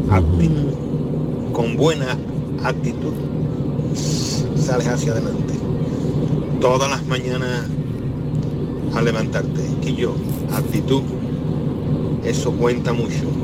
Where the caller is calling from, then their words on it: Seville, Andalusia, Spain; de de Sevilla.